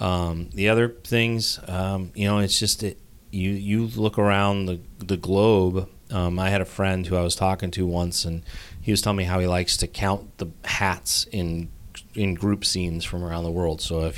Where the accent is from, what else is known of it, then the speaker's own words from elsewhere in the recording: Boulder, Colorado, United States; moved away as an adult; I grew up in the Boulder area